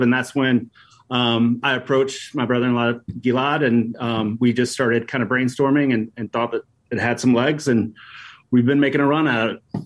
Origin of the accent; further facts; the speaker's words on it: Appalachian Mountains, United States; moved away as an adult; now in Chicago, United States; we grew up in Appalachian Mountains